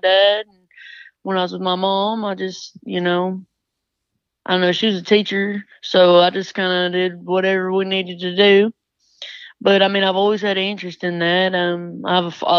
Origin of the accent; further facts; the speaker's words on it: Piggott, Arkansas, United States; growing up in Piggott, you either got to be good or good at it